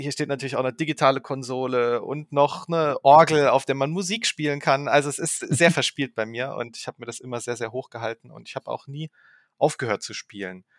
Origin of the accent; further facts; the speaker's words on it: Saarbrücken, Saarland, Germany; now in Ravensburg, Germany; Ich bin aufgewachsen in Saarbrücken